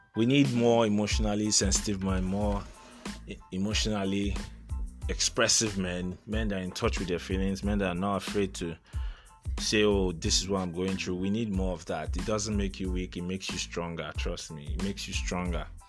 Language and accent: English; Aba, Abia, Nigeria; also born or lived in Port Harcourt; I grew up in Aba. Aba is a small town in uh, Abia States. I, grew, I, I spent some years there, I spent some years in Port Harcourt